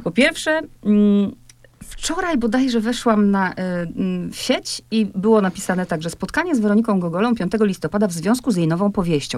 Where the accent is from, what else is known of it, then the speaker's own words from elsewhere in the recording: Poland; my Polacy